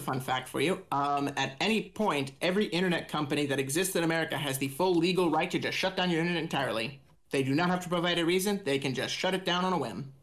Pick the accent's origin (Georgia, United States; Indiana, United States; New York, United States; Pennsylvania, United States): Indiana, United States